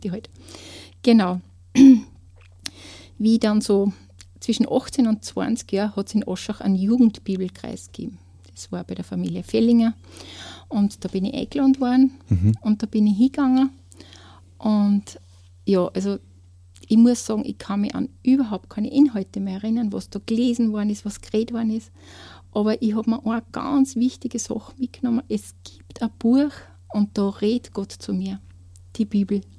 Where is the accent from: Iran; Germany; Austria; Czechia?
Austria; Kleinraming, Upper Austria; ich komme aus Kleinramming